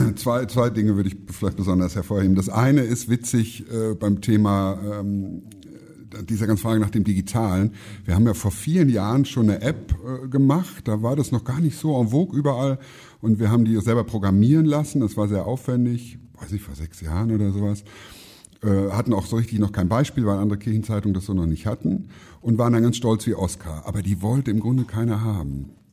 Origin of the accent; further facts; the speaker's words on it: Siegerland, North Rhine-Westphalia, Germany; moved away; in meiner Heimat im Siegerland